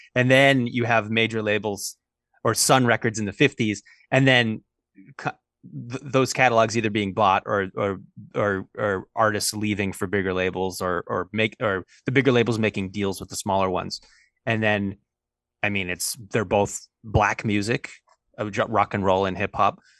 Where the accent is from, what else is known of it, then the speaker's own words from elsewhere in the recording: Los Angeles, California, United States; I'm from Los Angeles, California.